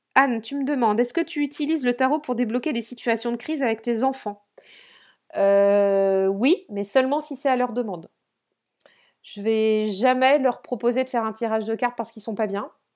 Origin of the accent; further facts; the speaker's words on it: Brittany, France; je suis dans le Morbihan et je suis euh, sur le, enfin sur le golfe.